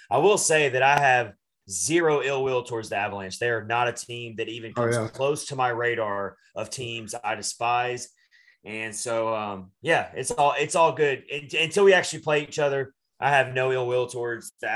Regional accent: Nashville, Tennessee, United States; I'm from Nashville.

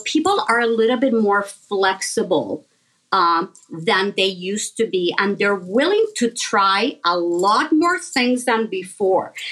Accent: Puerto Rico; I was born and raised in Puerto Rico.

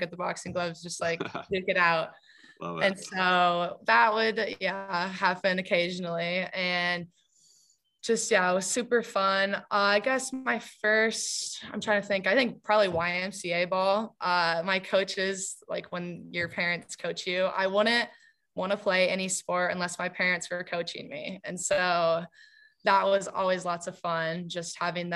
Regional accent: Indianola, Iowa, United States; also born or lived in Ankeny, Iowa; Moved to Indianola fifth grade was my first year there

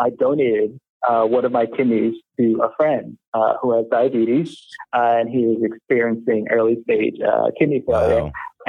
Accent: New York City, New York, United States; so I'm a native New Yorker, born and raised in Brooklyn.

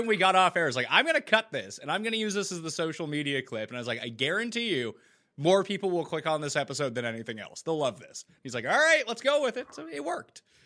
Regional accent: Halifax, Nova Scotia, Canada; moved away as an adult; now in Toronto, Canada; I grew up in Halifax on the east coast of Canada

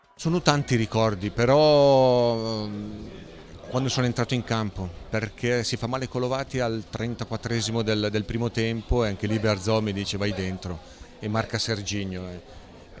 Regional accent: Milan, Lombardy, Italy; Da buon lombardo milanese

